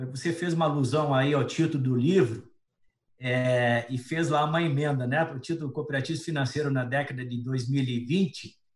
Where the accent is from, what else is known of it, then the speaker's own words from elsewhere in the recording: Criciúma, Santa Catarina, Brazil; moved away; O pior é o seguinte, saí de Criciúma para Porto Alegre